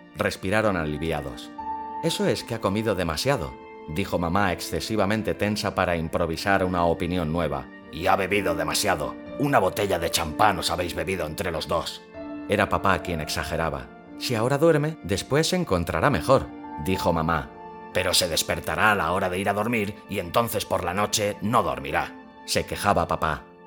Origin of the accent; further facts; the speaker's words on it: Catalonia, Spain; soy catalán